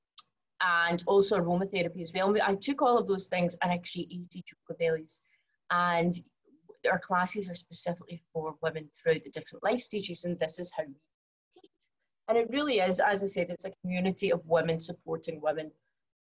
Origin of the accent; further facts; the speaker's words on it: Glasgow, Scotland, United Kingdom; accent: very strong accent; moved away as an adult; now in Singapore; I was born in Glasgow, as I'm sure you can also tell from my very strong accent.